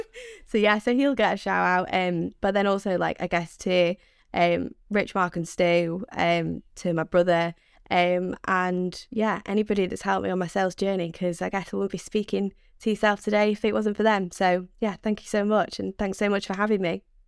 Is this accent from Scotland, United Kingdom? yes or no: no; Manchester, North West England, United Kingdom; accent: Mancunian; my screechy Mank accent